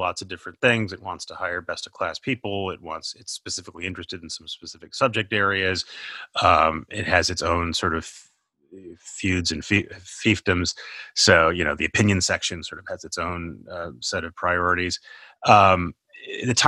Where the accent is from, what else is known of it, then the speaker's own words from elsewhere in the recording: Minnesota, United States; I'm from Minnesota.